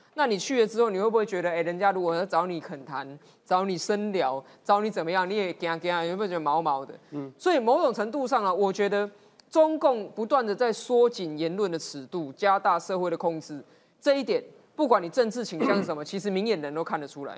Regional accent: Taiwan; 我们台湾人还可以站着，不用跪着

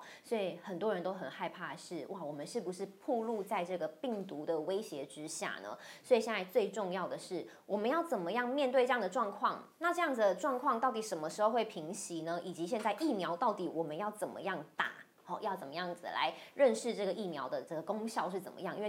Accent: Taoyuan, Taiwan; 到说我是桃园人，最近都会有点害怕哈。

